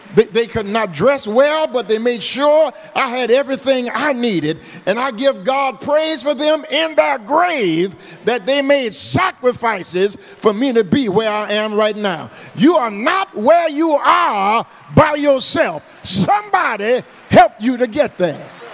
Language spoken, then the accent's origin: English; Eunice, Louisiana, United States; now in Houston, United States; my little church where I was raised down in Eunice, the True Light Baptist Church